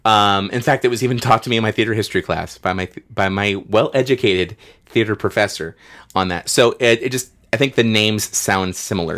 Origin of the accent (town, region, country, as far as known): United States